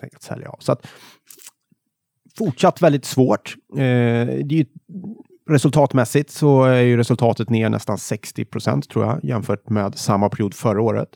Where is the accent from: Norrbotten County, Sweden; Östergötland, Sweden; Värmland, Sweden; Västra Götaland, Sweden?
Värmland, Sweden; now in Stockholm, Sweden; hemma i Värmland